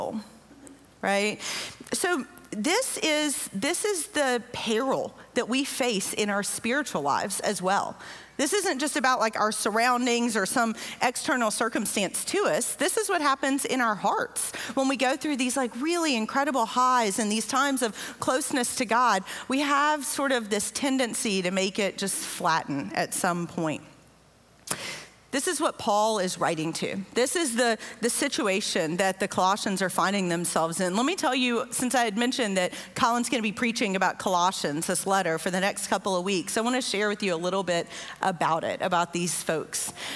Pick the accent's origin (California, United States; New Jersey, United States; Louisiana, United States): Louisiana, United States; now in Southeast Texas, United States; I am from Louisiana, which is even flatter. In fact, just like 15 minutes from my house in Louisiana